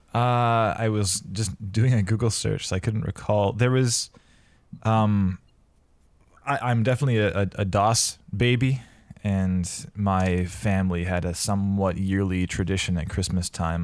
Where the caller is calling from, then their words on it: Vancouver, British Columbia, Canada; I am calling in from Vancouver, British Columbia